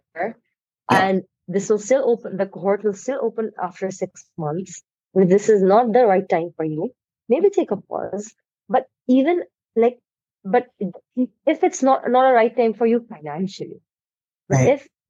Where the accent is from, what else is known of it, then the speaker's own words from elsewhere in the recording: India; I am from India.